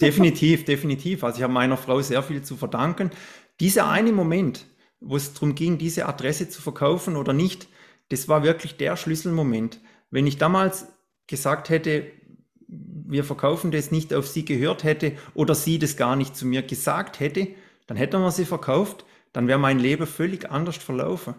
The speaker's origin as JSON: {"language": "German", "area": "Black Forest", "region": "Baden-Württemberg", "country": "Germany", "tie": "born or raised there", "said": "ich bin ja im Schwarzwald aufgewachsen. Ich wohne ja immer noch in, im Schwarzwald"}